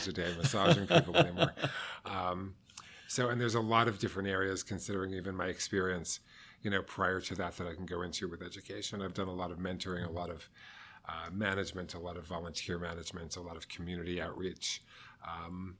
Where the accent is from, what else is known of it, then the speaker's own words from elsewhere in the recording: Westchester County, New York, United States; moved away as an adult; now in New York City, United States; Originally, I'm from Westchester County. But I've been a New York City resident for, 25 years now